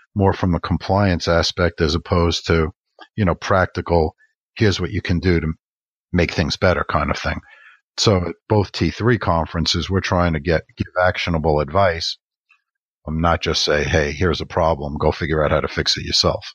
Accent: New York, United States; being a New Yorker

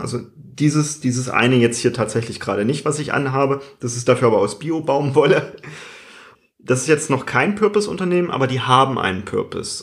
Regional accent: Germany; bei uns in Deutschland

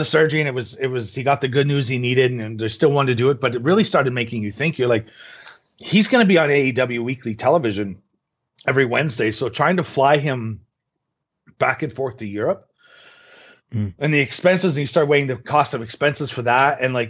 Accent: Regina, Saskatchewan, Canada; And so it just so happened where I'm my hometown, Regina, Saskatchewan, as a purpose-built soundstage

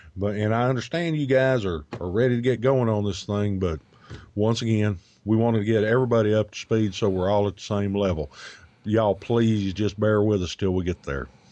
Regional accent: United States; we tend to Americanize words here in the U, good old U S of A.

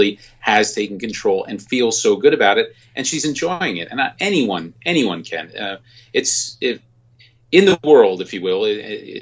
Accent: New Jersey, United States; I'm from New Jersey

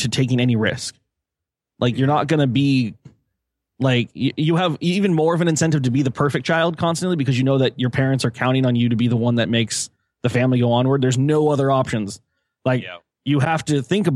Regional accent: California, United States; I'm a Californian centrist. I'm a Californian.

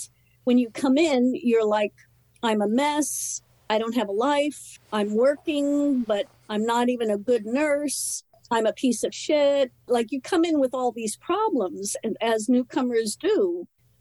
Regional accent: New Jersey, United States; moved away as an adult; also born or lived in New York City; And but then we moved to New Jersey, you know, grew up in this small town in New Jersey

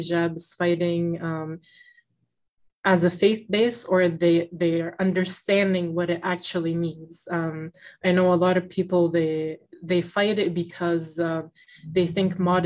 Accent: Middletown, Rhode Island, United States; growing up in school, because in my school, I went to public school here in Middletown, Rhode Island

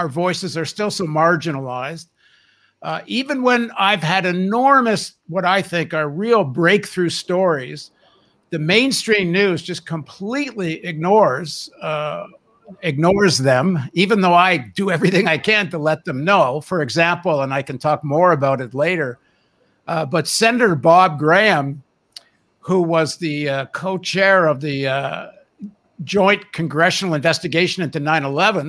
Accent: Canada; also born or lived in United States; I grew up in Canada, but I'm a dual citizen

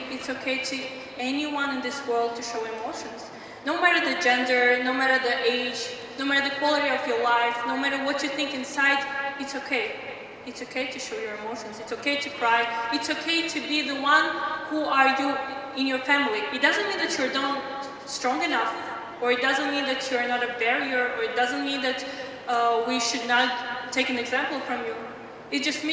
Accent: Tajikistan; I'm from Tajikistan. That's the country in Central Asia near the Kazakhstan.

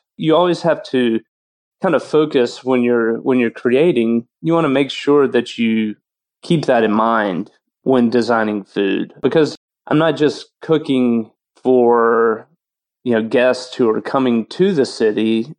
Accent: South Alabama, United States; moved away as an adult; now in New Orleans, United States; I was born in South Alabama. So Southern food has always been a huge part of my personal kind of journey into cooking. I was fortunate enough, my grandparents had a large farm

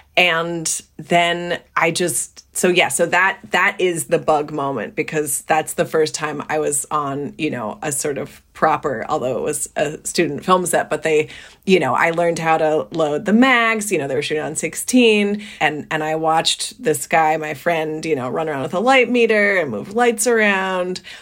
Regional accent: New Jersey, United States; born or raised there

